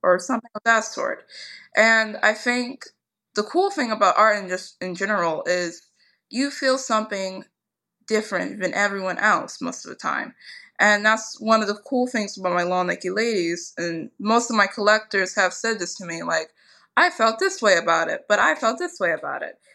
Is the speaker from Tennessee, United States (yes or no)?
no; Philadelphia, Pennsylvania, United States; I'm actually from Philadelphia, and when I was younger, we really, the school system around us, it was not the best